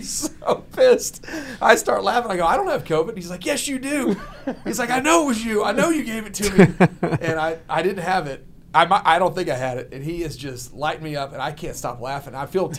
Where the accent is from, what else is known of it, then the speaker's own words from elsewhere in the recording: Texas, United States; I'm from Texas. I was born here.